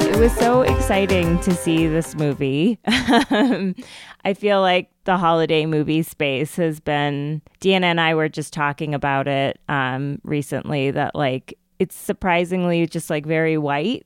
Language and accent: English; Colorado, United States; growing up in Colorado where I was one of the only people of color in my school